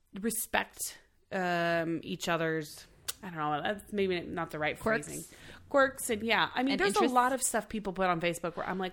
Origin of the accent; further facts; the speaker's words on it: Oklahoma, United States; now in Los Angeles, United States; I'm from Oklahoma originally.